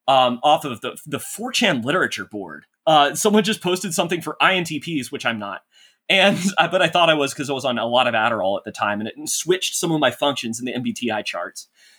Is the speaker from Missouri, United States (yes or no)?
no; Texas, United States; moved away as an adult; I grew up in North Texas, actually. It's a city. It's just a straight up city, a suburb of Dallas.